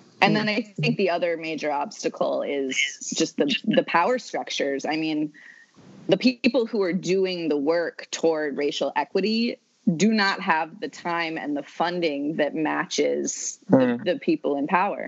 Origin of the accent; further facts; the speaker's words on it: New England, United States; I'm from New England, and it's like the land of the colorblind